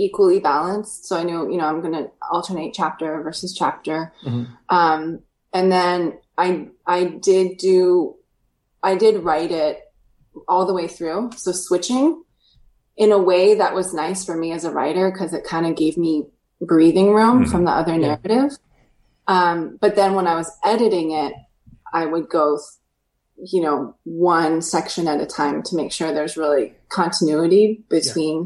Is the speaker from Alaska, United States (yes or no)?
yes; Alaska, United States; I grew up in Alaska where, you know, there's nothing too old there.